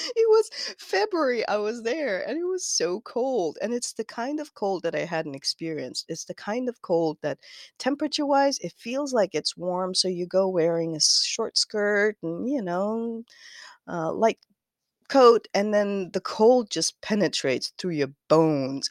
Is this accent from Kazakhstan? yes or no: yes; Kazakhstan; moved away as an adult; now in United States; I am from Kazakhstan. Uh, m, I moved to the U S in two thousand thirteen